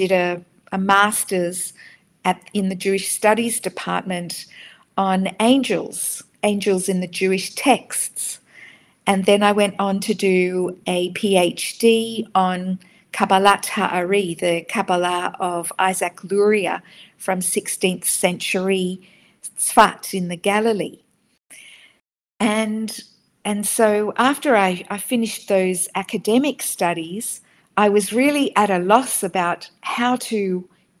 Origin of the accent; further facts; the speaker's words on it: Sydney, New South Wales, Australia; moved away as an adult; I grew up in Sydney, and my parents are Israeli